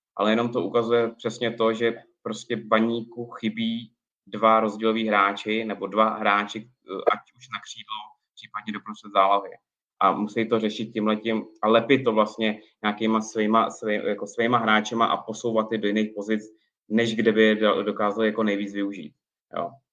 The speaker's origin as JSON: {"language": "Czech", "region": "Prague", "country": "Czechia", "tie": "born or raised there", "also_born_or_lived": "Ostrava", "said": "jsem rodilej Pražák"}